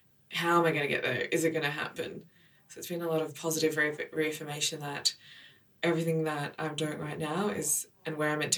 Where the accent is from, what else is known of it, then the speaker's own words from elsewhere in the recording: Israel; born there; So I was born in Israel.